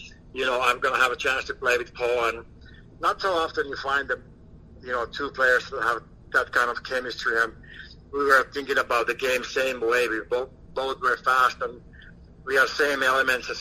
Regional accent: Finland; moved away as an adult; Growing up in Finland, we don't have a trade

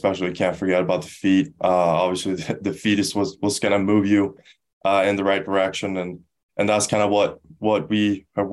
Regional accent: Stockholm, Stockholm County, Sweden; also born or lived in Skellefteå; now in United States; I'm from Stockholm

